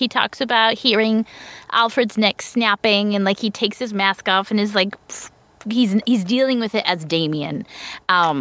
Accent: Canada; I am Canadian

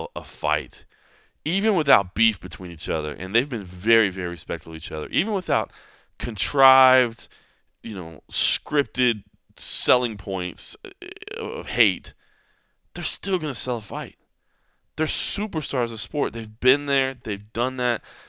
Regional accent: Dallas, Texas, United States; where I grew up in Dallas

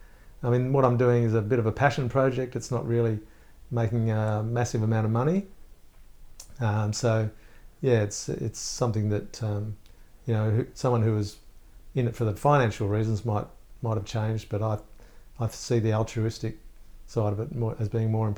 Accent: Melbourne, Victoria, Australia; I'm from Melbourne, I want to see a bit of Sydney.

